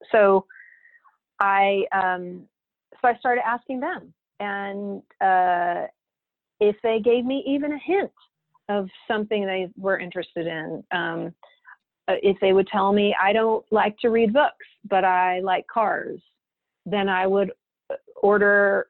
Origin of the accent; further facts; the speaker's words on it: Texas, United States; moved away as an adult; also born or lived in Austin, Texas; now in San Francisco, United States; I was born and raised in Texas. I'd never lived outside of Texas